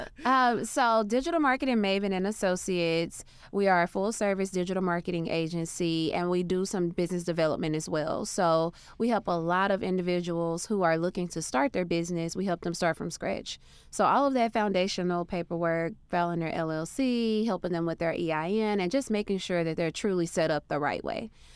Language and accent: English; Arkansas, United States; moved away; So I'm from a very small town. I'm from Arkansas. Grew up on a dirt road